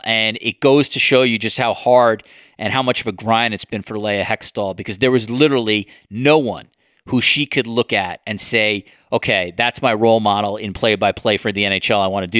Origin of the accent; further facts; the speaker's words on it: United States; now in Toronto, Canada; being an American in Canada, in Toronto